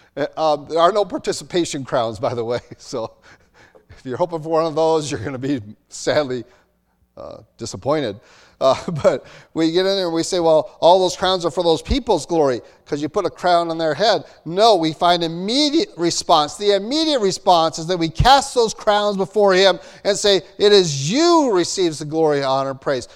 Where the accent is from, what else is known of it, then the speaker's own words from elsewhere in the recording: United States; In America, so I'm American. I'm Dutch born, Amer, uh, Dutch male American